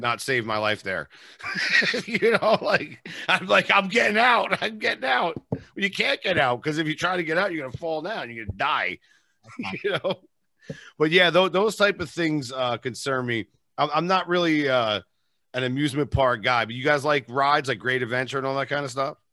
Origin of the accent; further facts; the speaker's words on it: New York area, United States; I'm from New York area